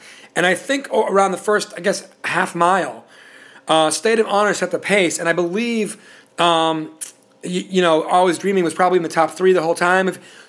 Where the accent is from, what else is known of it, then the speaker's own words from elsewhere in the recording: Puerto Rico; Because I was coming from Puerto Rico, everybody listens to salsa, and that's great.